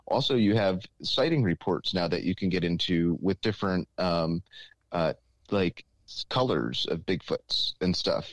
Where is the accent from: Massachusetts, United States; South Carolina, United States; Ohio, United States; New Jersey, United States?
New Jersey, United States; Sparta; Sparta, New Jersey, which is my hometown